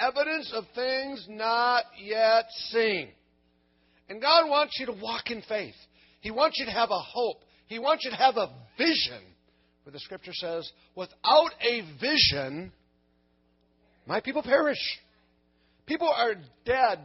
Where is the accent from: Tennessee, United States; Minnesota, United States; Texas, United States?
Minnesota, United States; I'm from Minnesota, the land of the frozen chosen